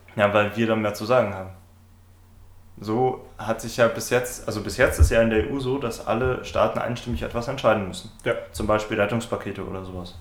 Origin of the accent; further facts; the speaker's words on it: Bavaria, Germany; eine lustige Anekdote aus meiner Heimat